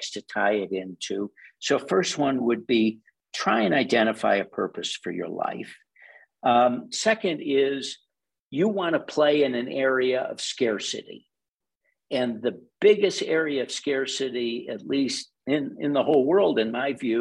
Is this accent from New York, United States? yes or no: no; Chicago, Illinois, United States; I'm a Chicagoan